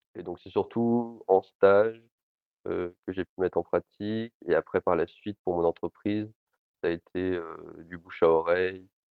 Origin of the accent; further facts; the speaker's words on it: Lille, Hauts-de-France, France; Je suis originaire de Lille